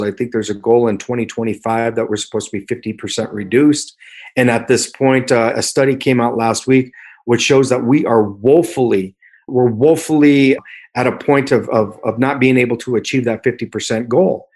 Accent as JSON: {"language": "English", "town": "Thornton", "region": "Colorado", "country": "United States", "tie": "born or raised there", "said": "I grew up primarily here in Thornton"}